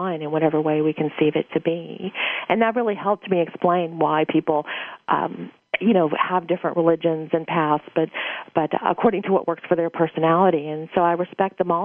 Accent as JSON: {"language": "English", "region": "Louisiana", "country": "United States", "tie": "born or raised there", "said": "I was born in Louisiana"}